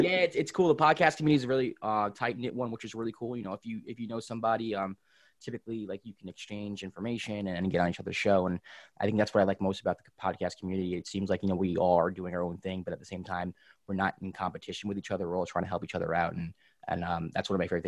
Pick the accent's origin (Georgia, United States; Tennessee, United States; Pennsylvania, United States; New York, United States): New York, United States; New York City; also born or lived in Rockland County, New York; I was born in Riverdale, in the Bronx, grew up in Riverdale, which is North Bronx, then moved to Rockland County, like late elementary school